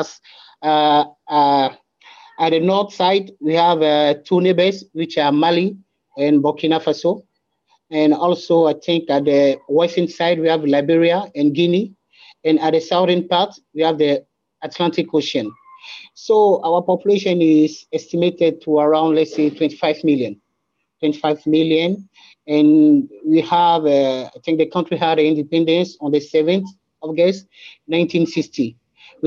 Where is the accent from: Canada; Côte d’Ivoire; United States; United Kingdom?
Côte d’Ivoire; Aboisso; English is a second language; now in Abidjan, Ivory Coast; I'm from this region of the country called Abuaso. Abuaso is at the eastern part of the country